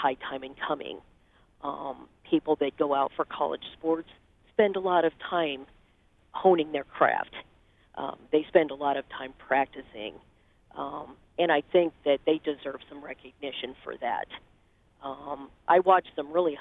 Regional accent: Nebraska, United States; I was born and raised in Nebraska

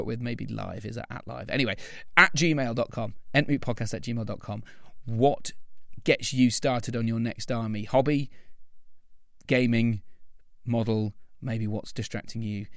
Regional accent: Lincoln, East Midlands, United Kingdom; I'm from Lincoln

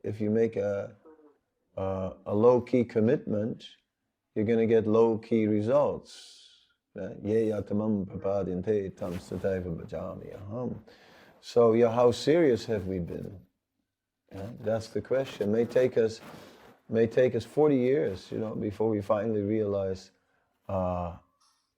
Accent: Netherlands; moved away; I'm from Holland

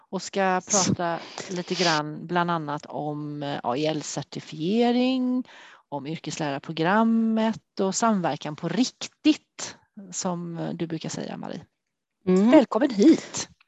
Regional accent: Trollhättan, Västra Götaland, Sweden; Ja, till och med här eh, i Västra Tune, men jag har flyttat längst ifrån eh, mamma och pappa, eh, så en och en halv kilometer.

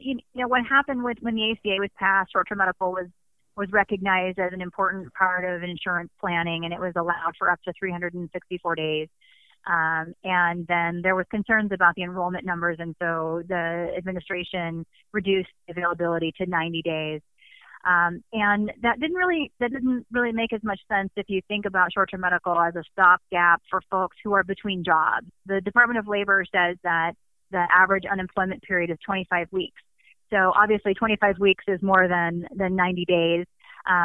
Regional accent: Phoenix, Arizona, United States; I'm from Phoenix, Arizona.

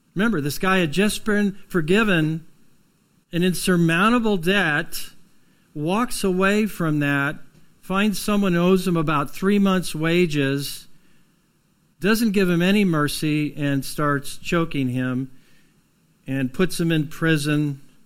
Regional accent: United States; We're from Lawrence County down south of here.

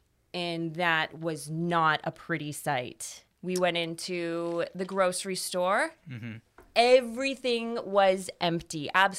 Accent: Toronto, Ontario, Canada; Yeah. So I'm from Canada. I'm from Toronto.

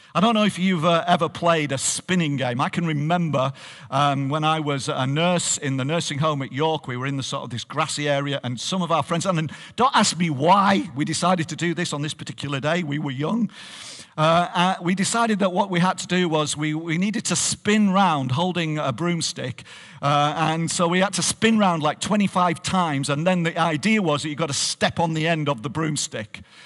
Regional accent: Barrow-in-Furness, North West England, United Kingdom; moved away as an adult; now in Hartlepool, United Kingdom; I am a, a Barovian. I am from here, and, uh, I grew up in this church.

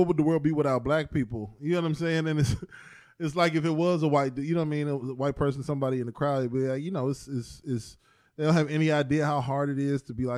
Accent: East Cleveland, Ohio, United States; growing up in East Cleveland

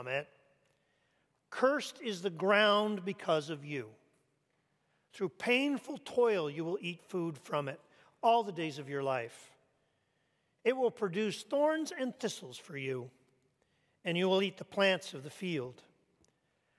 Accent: Canada; moved away; I grew up in Canada

